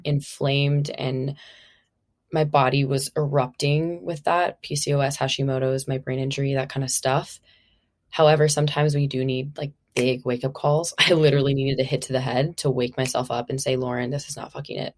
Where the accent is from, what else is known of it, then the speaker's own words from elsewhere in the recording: Minnesota, United States; moved away as an adult; now in California, United States; Originally, I'm from Minnesota. I've been out in California now for, like, it's been eight years